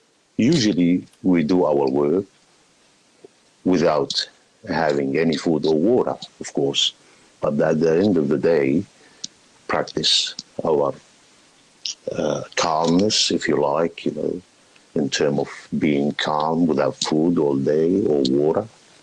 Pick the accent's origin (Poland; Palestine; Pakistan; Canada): Palestine; now in Australia; Originally, I am from Palestine, immigrated about 37, 38 years ago to Australia, enjoying the life around here.